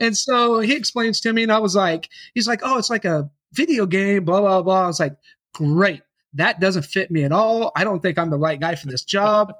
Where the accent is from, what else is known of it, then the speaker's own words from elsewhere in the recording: Yukon, Oklahoma, United States; I grew up in Yukon, Oklahoma, and, uh, with my dad